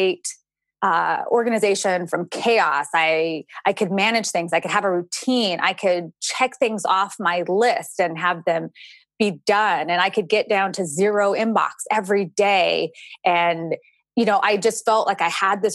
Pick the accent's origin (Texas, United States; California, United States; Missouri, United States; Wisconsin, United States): California, United States; moved away as an adult; also born or lived in Georgia; I'm originally from California. I stayed in Georgia for another year. And then after that, I moved back to my hometown in California